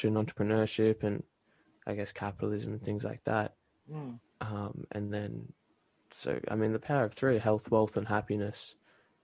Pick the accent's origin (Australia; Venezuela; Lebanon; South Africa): Australia; moved away as an adult; now in Canada; I grew up in Australia and then I moved to Canada about 4 years ago now